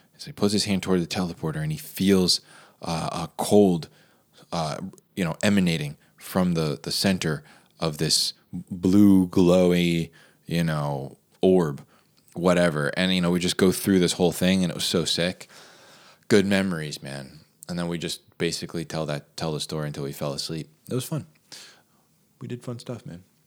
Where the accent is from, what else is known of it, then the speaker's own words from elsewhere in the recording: New Jersey, United States; a lot of the houses growing up in New Jersey were bilevels